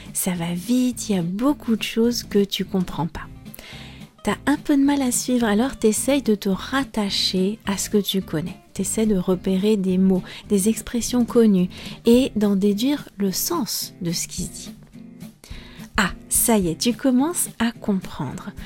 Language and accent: French; France